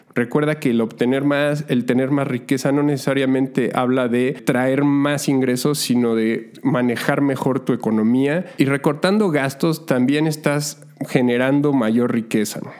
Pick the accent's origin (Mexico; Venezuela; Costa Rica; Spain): Mexico; Mexico City; moved away as an adult; also born or lived in Montreal, Canada; la Ciudad de México, de donde soy originario